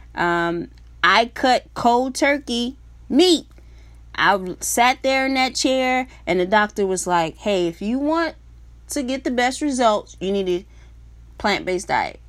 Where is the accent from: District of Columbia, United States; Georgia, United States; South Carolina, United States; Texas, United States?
South Carolina, United States; moved away; I'm originally from South Carolina.